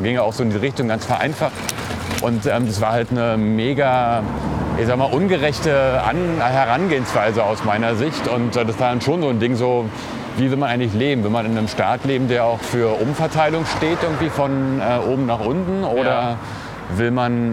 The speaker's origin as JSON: {"language": "German", "region": "Berlin", "country": "Germany", "tie": "born or raised there", "also_born_or_lived": "Hellersdorf, Berlin", "said": "Also ich bin ja auch in Neukölln groß geworden"}